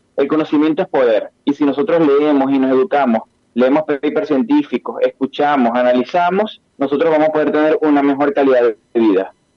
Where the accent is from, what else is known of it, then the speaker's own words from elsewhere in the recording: Venezuela; yo que soy venezolano